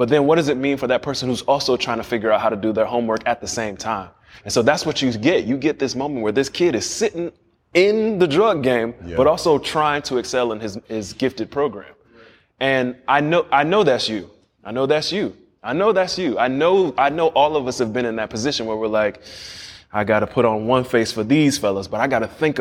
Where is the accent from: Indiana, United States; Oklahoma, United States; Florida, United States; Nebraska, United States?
Florida, United States; Miami; I grew up in Liberty City, right there.